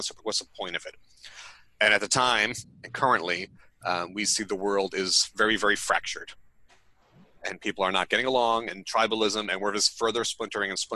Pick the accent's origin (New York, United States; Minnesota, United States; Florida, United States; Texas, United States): New York, United States; Long Island; I grew up on Long Island, which is sort of conservative